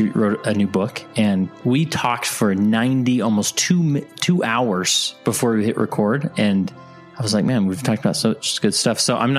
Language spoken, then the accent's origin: English; West Valley City, Utah, United States; now in Stansbury Park, United States; I live in Stansbury Park, Utah, which is in Tooele County. I grew up in West Valley City